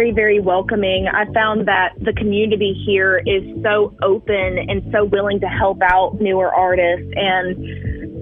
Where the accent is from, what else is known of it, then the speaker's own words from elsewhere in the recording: Alberta, Alabama, United States; moved away as an adult; now in Florence, United States; I am from Alberta, Alabama. It's close to Gulf Shores, but I've been in Florence for almost 4 years now.